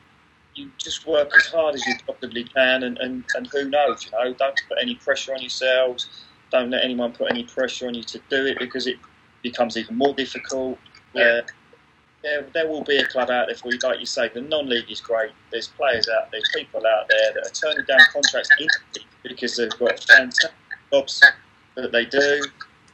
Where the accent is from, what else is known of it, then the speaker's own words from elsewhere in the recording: Letchworth, East of England, United Kingdom; moved away; I'm from Letchworth